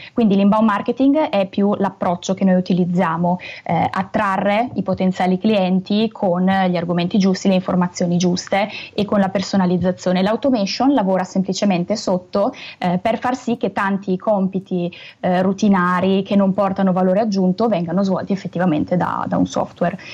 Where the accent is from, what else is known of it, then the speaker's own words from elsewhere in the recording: Brescia, Lombardy, Italy; accent: Brescian; Io purtroppo ho questa cantilena bresciana che non riesco a togliermi